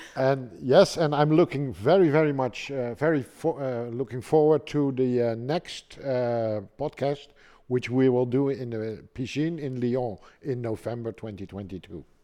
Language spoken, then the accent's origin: English; Amsterdam, North Holland, Netherlands; now in Germany; I'm from Holland, uh, born in Amsterdam